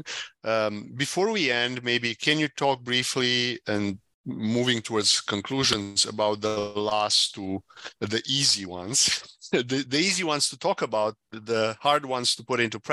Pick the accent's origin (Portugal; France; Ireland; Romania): Romania; Timișoara, Timiș County; moved away; my hometown, Timișoara